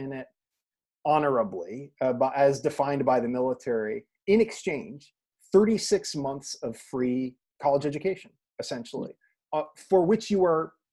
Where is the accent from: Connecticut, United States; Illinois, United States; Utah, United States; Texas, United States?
Connecticut, United States; we're both from Connecticut